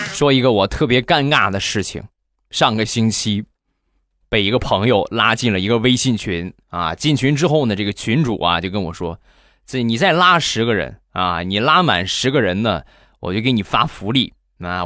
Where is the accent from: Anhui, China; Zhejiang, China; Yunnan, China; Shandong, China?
Shandong, China; Rizhao; 日照绿茶，我们家乡的特产